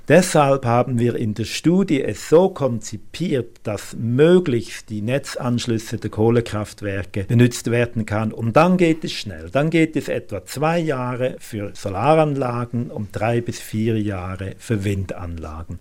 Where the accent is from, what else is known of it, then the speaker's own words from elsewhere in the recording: Germany; Bei uns in Deutschland